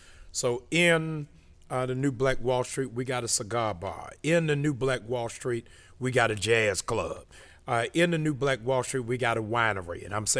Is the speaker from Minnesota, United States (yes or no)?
no; Baltimore, Maryland, United States; also born or lived in Cambridge, Massachusetts; Okay, so I am originally from Cambridge, Massachusetts. I moved to Baltimore in elementary school.